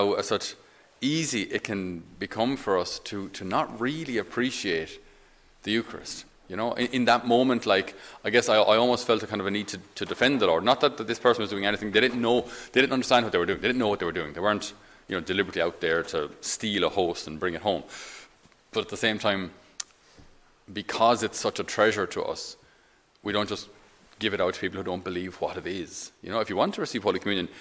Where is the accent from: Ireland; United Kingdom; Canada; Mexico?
Ireland; I'm an Irish Catholic